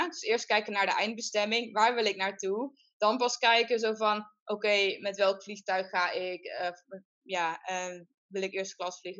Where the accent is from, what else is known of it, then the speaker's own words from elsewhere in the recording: southern Netherlands, Netherlands; accent: soft G; om mijn, mijn zachte G dat te doen